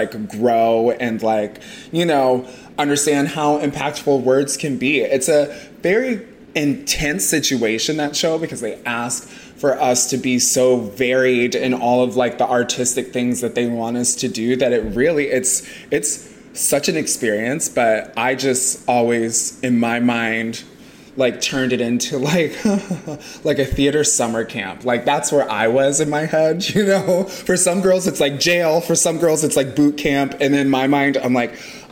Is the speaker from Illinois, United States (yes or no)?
yes; Chicago, Illinois, United States; also born or lived in Indiana; I was born in Indiana. My family moved to like the southwest suburbs of Chicago when I was like six